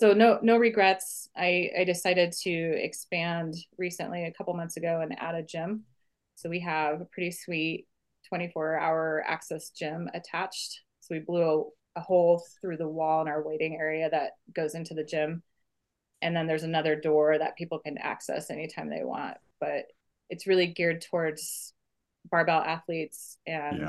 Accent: Tacoma, Washington, United States; moved away as an adult; now in Bozeman, United States; I grew up in Tacoma, Washington

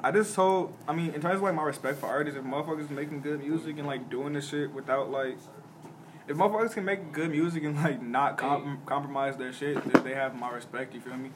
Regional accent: Chicago, Illinois, United States; growing up in Chicago

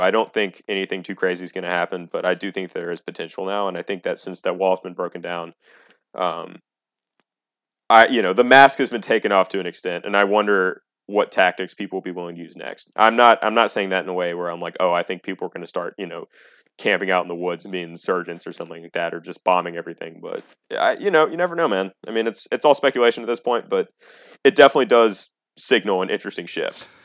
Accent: United States; as an American

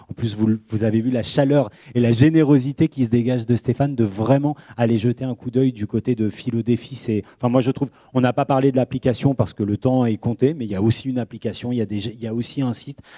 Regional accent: Poitiers, Nouvelle-Aquitaine, France; je viens de Poitiers

